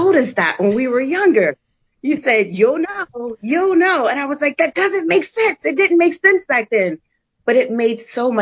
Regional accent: New Jersey, United States; moved away as an adult; I grew up in New Jersey. And so I still had this Jersey mentality

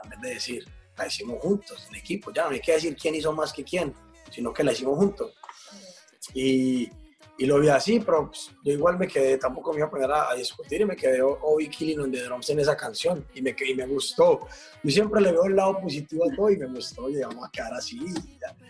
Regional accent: Medellín, Antioquia, Colombia; moved away; todos somos de Medellín, Medellín, Colombia

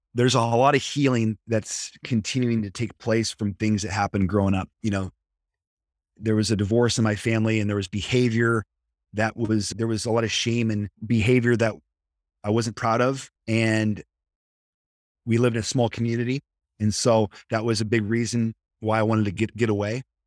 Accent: Nebraska, United States; moved away as an adult; also born or lived in Kansas; now in San Diego, United States; I grew up in the Midwest, I'm from Nebraska

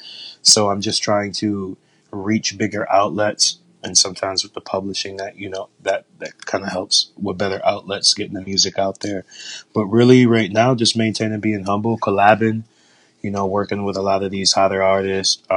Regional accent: Jamestown, New York, United States; moved away as an adult; also born or lived in Atlanta; now in Florida, United States; I'm from originally from Jamestown, New York. That's upstate New York

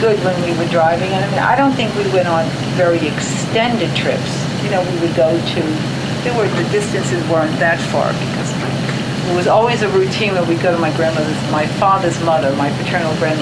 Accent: New York City, New York, United States; I grew up in the Bronx.

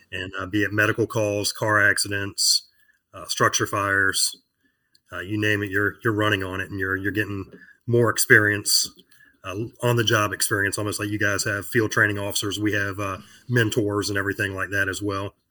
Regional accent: Virginia Beach, Virginia, United States; I live in Virginia Beach, Virginia, born and raised here

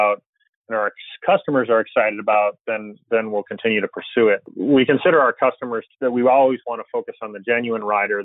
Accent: Chicago, Illinois, United States; I grew up in Chicago

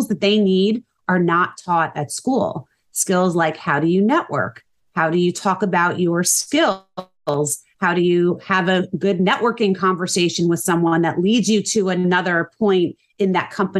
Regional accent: New Jersey, United States; also born or lived in St. Louis; I born and raised in New Jersey, raised my family here

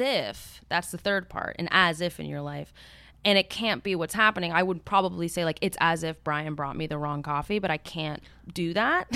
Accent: Miami, Florida, United States; moved away; also born or lived in New York City / Bogota, Colombia; I grew up in Miami. like in Coconut Grove

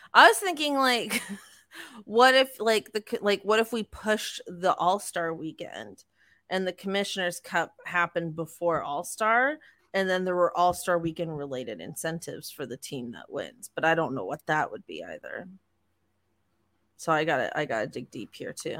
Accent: Toronto, Ontario, Canada; we're from Toronto

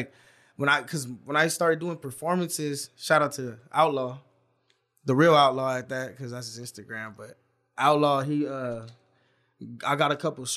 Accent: Los Angeles, California, United States; also born or lived in Chicago; I was born in Chicago, but I grew up in San Pedro, like LA baby

